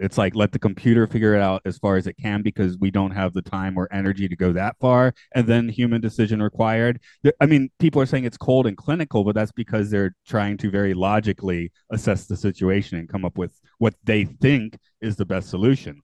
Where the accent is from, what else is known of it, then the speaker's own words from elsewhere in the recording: United States; now in Japan; as an American